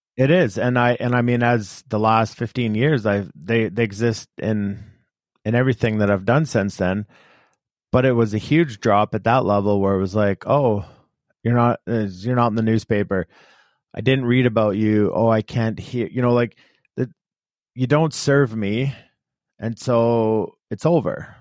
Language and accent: English; Canada; we grew up in Canada and very few people played football.